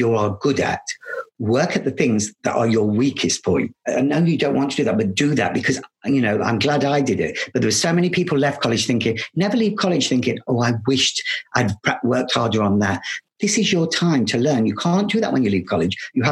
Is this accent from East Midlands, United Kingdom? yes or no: yes; Loughborough, East Midlands, United Kingdom; moved away; also born or lived in London; I come from Loughborough. A little dancer, a little boy from Loughborough